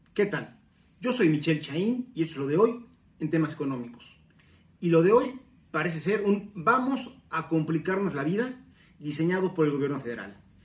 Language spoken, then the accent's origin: Spanish; Mexico; nosotros como mexicanos